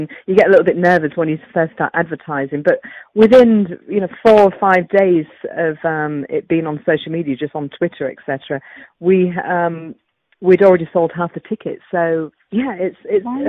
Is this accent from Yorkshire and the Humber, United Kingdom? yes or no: yes; Yorkshire and the Humber, United Kingdom; I'm a Yorkshire woman